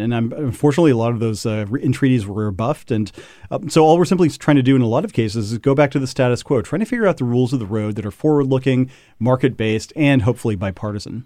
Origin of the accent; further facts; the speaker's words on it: Parsons, Kansas, United States; my hometown of Parsons, Kansas